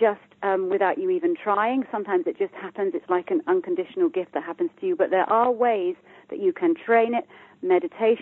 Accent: United Kingdom; I'm from the UK, as you can hear by my accent

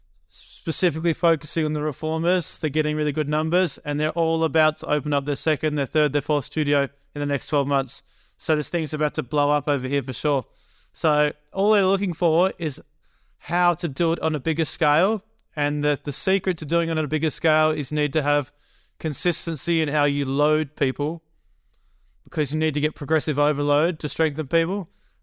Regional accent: California, United States; and then I'm from Northern California, I'm going back down to LA before I fly to Michigan.

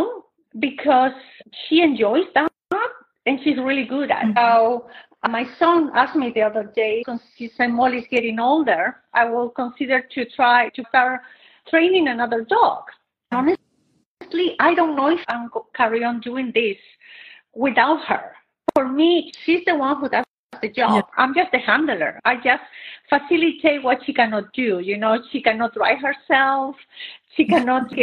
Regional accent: Chile; moved away as an adult; now in Katy, United States; I'm originally from Chile

